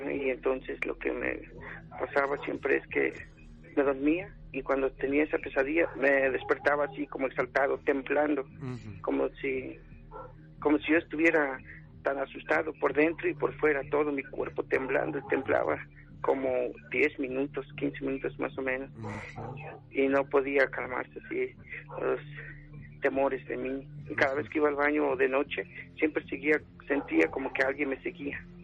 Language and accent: Spanish; Puebla, Mexico; now in Mexico City, Mexico; de Puebla y fue en mi pueblo, el municipio de en Cerdán, Puebla. Entonces ya cuando me vine aquí en la ciudad